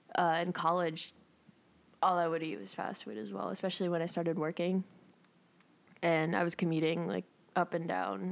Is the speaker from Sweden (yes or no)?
no; El Salvador; I'm from El Salvador.